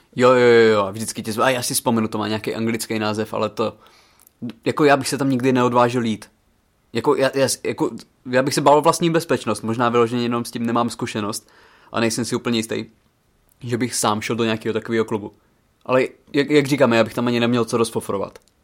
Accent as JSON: {"language": "Czech", "town": "Přerov", "region": "Olomouc Region", "country": "Czechia", "said": "U nás v Přerově"}